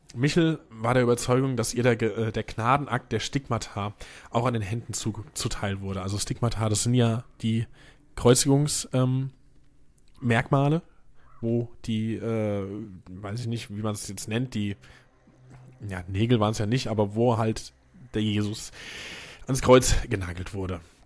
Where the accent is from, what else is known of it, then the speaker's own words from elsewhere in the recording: Hesse, Germany; now in Mainz, Germany; Äh, zugezogener Mainzer. Bin ja auch Hesse